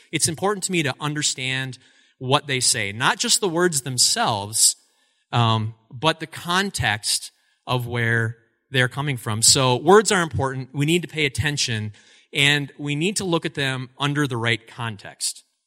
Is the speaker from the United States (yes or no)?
yes; Altoona, Wisconsin, United States; also born or lived in Eau Claire, Wisconsin; I grew up in Altoona, Wisconsin, which is right next door. It's a sister city to us here in Eau Claire